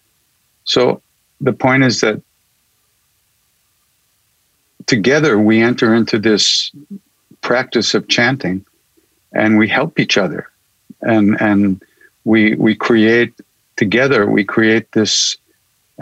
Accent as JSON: {"language": "English", "area": "Long Island", "region": "New York", "country": "United States", "tie": "born or raised there", "also_born_or_lived": "India", "said": "I'm a kid from Long Island, New York"}